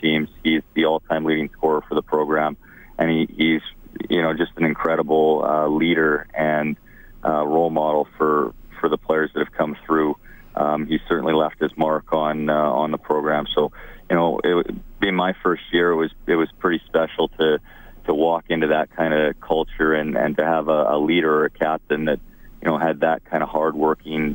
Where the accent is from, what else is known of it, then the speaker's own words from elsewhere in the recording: Edmonton, Alberta, Canada; growing up in the Edmonton area here